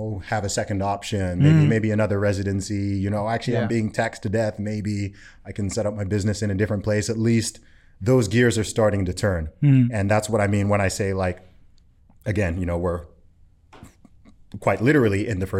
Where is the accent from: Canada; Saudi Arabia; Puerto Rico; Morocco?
Saudi Arabia; Oh, for sure. Again, I grew up in Saudi Arabia.